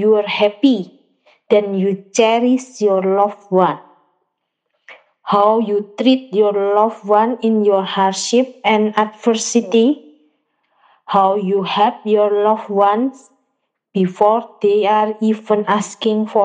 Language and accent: English; Surabaya, East Java, Indonesia; I'm from Surabaya, Indonesia